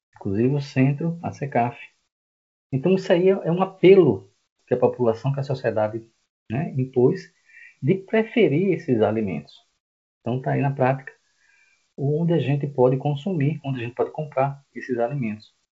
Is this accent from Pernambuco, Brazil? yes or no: yes; Recife, Pernambuco, Brazil; moved away as an adult; now in João Pessoa, Brazil; eu não sou daqui, tá? Eu sou de Recife, estou aqui há 12 anos.